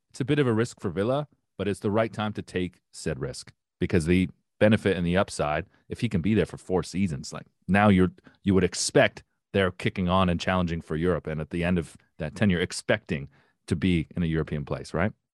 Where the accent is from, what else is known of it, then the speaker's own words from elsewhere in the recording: Windsor, Ontario, Canada; I grew up in Windsor, which was, which is basically suburban Detroit